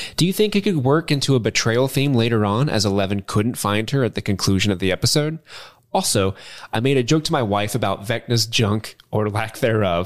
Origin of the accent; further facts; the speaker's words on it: Kentucky, United States; we as cis white men living in Kentucky